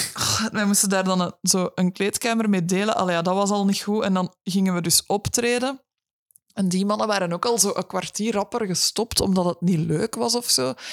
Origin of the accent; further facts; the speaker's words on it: Brussels, Brussels-Capital Region, Belgium; now in Kempen, Belgium; ik, ben van Brussel.